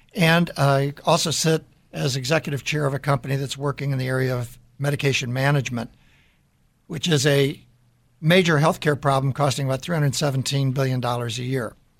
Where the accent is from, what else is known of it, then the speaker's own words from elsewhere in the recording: Deerfield, Illinois, United States; So I grew up in the Chicago area in Deerfield, Illinois